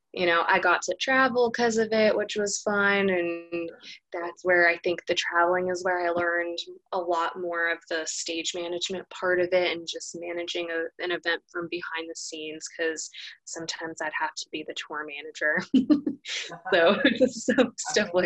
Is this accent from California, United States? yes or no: yes; Los Angeles, California, United States; moved away as an adult; also born or lived in New York; now in Tennessee, United States; I'm originally from Los Angeles. I now live in Tennessee, and I moved here almost, I think it was almost a year and a half ago from New York